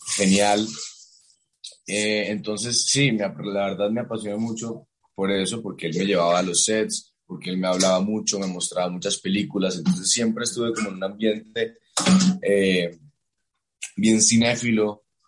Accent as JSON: {"language": "Spanish", "town": "Cartagena", "region": "Bolívar", "country": "Colombia", "tie": "born or raised there", "also_born_or_lived": "New York", "said": "yo crecí en Cartagena"}